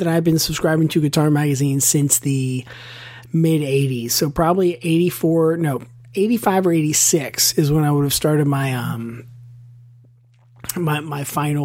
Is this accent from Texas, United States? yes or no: no; Western Pennsylvania, United States; also born or lived in Pittsburgh; Chris and I grew up in Western Pennsylvania